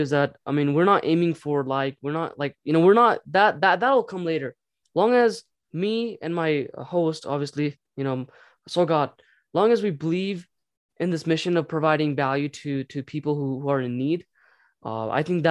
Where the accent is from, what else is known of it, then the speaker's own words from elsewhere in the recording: Nepal; moved away; we're from Nepal, you know, and obviously we're refugee when we came here